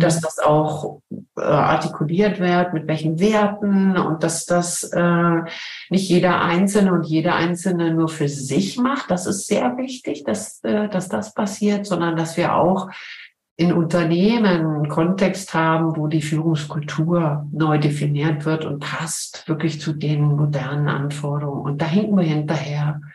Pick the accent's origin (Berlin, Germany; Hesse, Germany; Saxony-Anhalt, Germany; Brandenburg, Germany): Berlin, Germany; moved away as an adult; also born or lived in Cologne / Switzerland; now in St. Gallen, Switzerland; Ich bin in Köln geboren bin aber in Berlin aufgewachsen